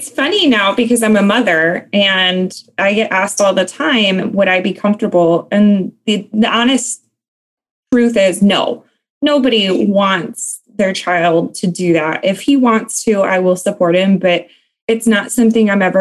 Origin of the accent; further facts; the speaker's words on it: Ludington, Michigan, United States; also born or lived in North Carolina; Um, so I'm from Michigan. Um, I'm actually an Army brat, so I can't say born and raised in Michigan. I was actually born in North Carolina, uh, but I hail from a smaller city um, called Ludington